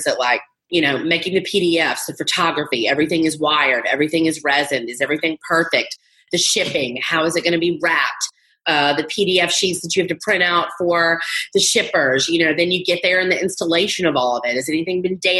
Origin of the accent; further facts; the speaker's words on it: the South, United States; I was brought up in the South to be a trophy wife